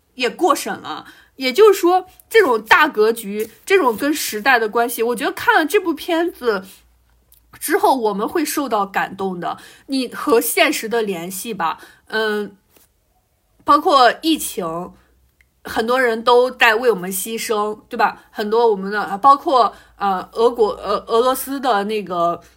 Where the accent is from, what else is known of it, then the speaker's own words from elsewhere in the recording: China; 我们中国人